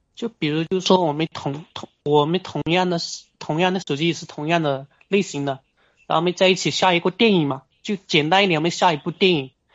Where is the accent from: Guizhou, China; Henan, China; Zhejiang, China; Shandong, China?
Guizhou, China; 我，我是贵州的